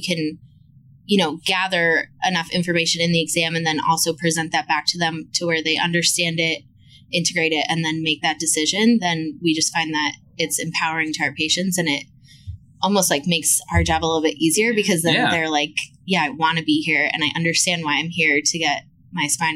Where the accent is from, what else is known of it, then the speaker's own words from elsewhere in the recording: Monmouth County, New Jersey, United States; we're both from Monmouth County